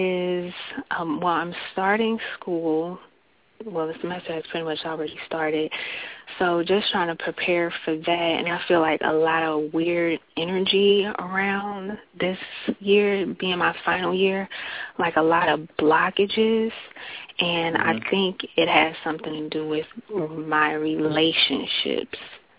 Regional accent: Chicago, Illinois, United States; also born or lived in Cincinnati, Ohio; I'm from Chicago.

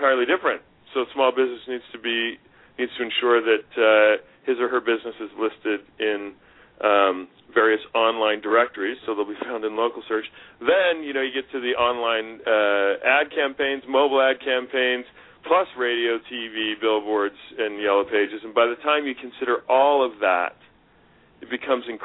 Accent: the West, United States; moved away; also born or lived in Pennsylvania; I grew up in the West

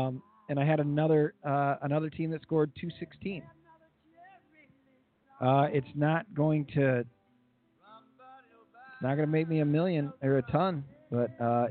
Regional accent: Kirkland, Illinois, United States; Kirkland is in Illinois. Like, my hometown.

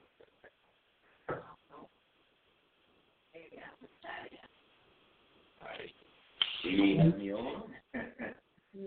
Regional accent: New Jersey, United States; I'm from Jersey

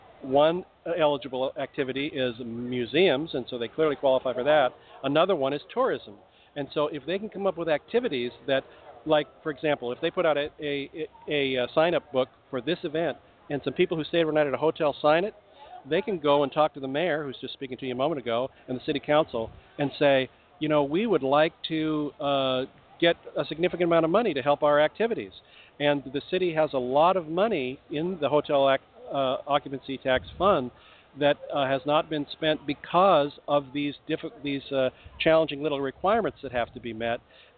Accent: Washington, United States; now in Texas, United States; I'm a Yankee. I came from Washington State, so a lot of my Texas friends say I'm a wimp

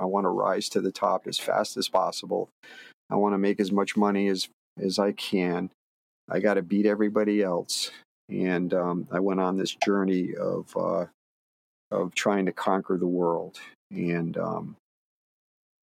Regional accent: Connecticut, United States; now in Martha's Vineyard, United States; I grew up in Connecticut

